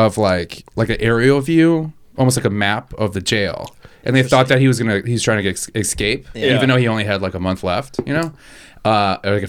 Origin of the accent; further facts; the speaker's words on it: Wisconsin, United States; I'm from Wisconsin